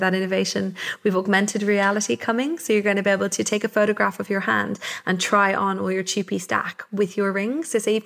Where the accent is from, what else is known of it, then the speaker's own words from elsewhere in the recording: Wicklow, Leinster, Ireland; I was brought up here in Wicklow, which is the garden of Ireland.